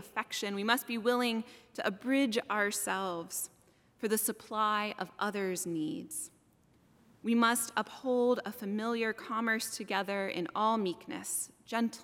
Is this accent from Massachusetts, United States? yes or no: yes; Salem, Massachusetts, United States; also born or lived in Colorado Springs, Colorado; I moved from Colorado Springs, where I would see the sun set behind the mountains, causing them to glow, knowing that that was God's country, to Salem, Massachusetts when I was 8 years old